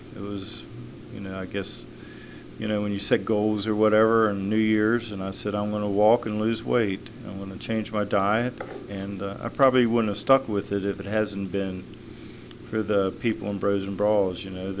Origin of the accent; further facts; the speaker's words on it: Charlestown, Massachusetts, United States; I'm 62 years old. I was born and raised in Charlestown, lived on both coasts, worked construction most of my whole life